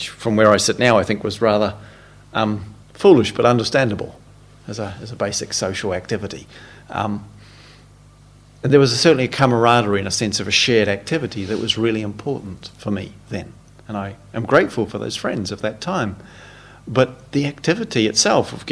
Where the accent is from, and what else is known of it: New Zealand; born or raised there